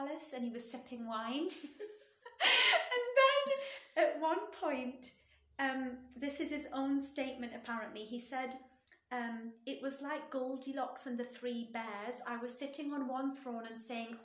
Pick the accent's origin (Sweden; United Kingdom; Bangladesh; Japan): United Kingdom; Britain's my home country